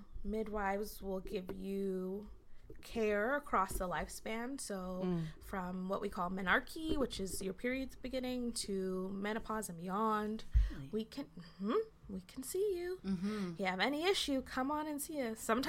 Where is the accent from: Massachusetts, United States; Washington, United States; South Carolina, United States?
Massachusetts, United States; So I'm from Massachusetts.